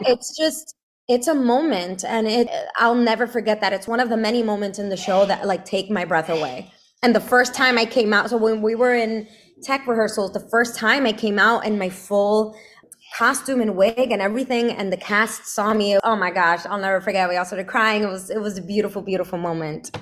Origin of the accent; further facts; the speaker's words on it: Brooklyn, New York, United States; also born or lived in Connecticut; I grew up in, in Brooklyn